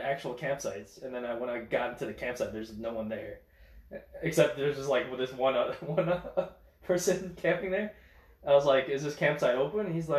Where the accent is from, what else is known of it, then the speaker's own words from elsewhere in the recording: United States; I was like, America.